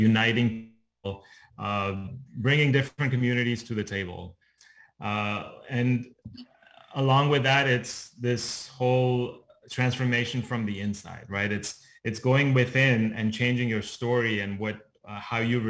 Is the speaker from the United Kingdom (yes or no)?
no; Dubai, United Arab Emirates; moved away; I was born and brought up in the Middle East in Dubai